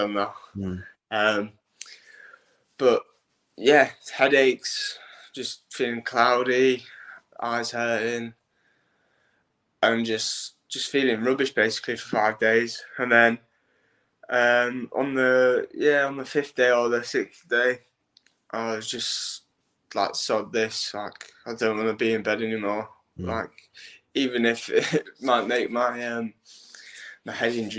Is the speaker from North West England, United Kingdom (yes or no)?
no; Hull, Yorkshire and the Humber, United Kingdom; I'm 20 years old and I come from Hull